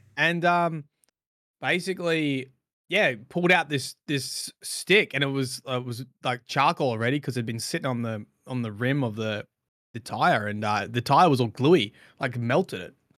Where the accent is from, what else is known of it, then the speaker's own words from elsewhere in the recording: Australia; we're we're Australian